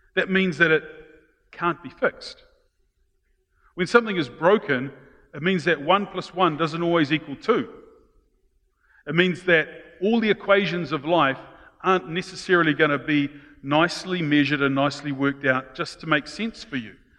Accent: New Zealand; being Kiwis, especially those brought up of good British stock

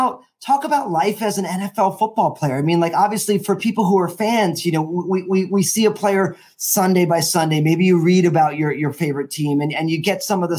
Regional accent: New Jersey, United States; also born or lived in Washington State; now in Washington, United States; born and raised in New Jersey

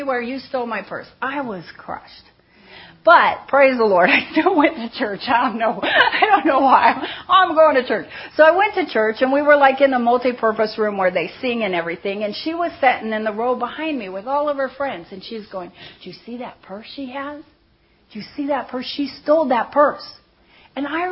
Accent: Seal Beach, California, United States; I grew up in Seal Beach, California

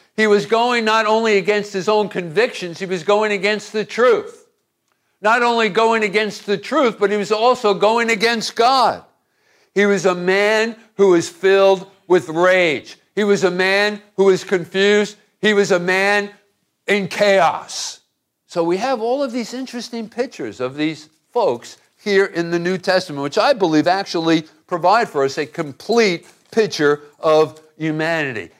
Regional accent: Hoboken, New Jersey, United States; I grew up in Hoboken, New Jersey

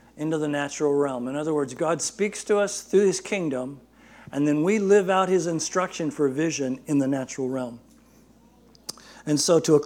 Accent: Barstow, California, United States; my pastor growing up in Barstow

